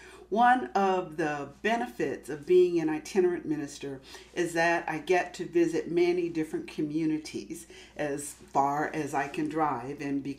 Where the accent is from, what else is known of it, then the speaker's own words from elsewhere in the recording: Massachusetts, United States; born there; also born or lived in California; now in Los Angeles, United States; I live in Los Angeles. I was born in Massachusetts. Most of my family is on the East Coast. And because I'm a military brat and because I've spent most of my life out here in California